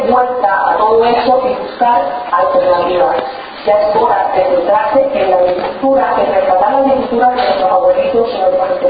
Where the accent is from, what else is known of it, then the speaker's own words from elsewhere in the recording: Cuba; moved away; a pesar o gracias a que estaba en Cuba en aquel tiempo, que soy cubana